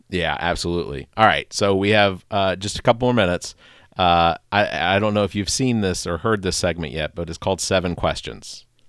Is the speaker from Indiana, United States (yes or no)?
no; Atlanta, Georgia, United States; now in West Columbia, United States; growing up in Atlanta, taking eighty-five out of Atlanta north